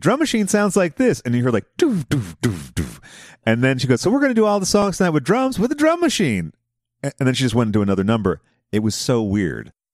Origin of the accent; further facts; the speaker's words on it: Boston, Massachusetts, United States; my hometown of Boston